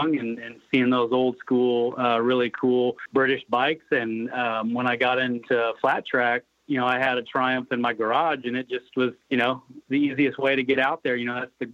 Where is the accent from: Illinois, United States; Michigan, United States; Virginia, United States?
Illinois, United States; Springfield; I grew up in Springfield, Illinois